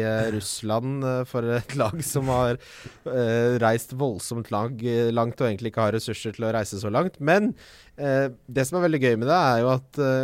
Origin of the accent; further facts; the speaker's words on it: Ski, Akershus, Norway; now in Oslo, Norway; Jeg vokste opp i Ski